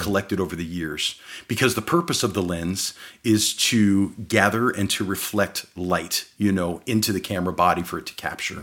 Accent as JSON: {"language": "English", "town": "Phoenix", "region": "Arizona", "country": "United States", "tie": "born or raised there", "also_born_or_lived": "Midwest, United States", "said": "as we moved from the Midwest out here to Phoenix"}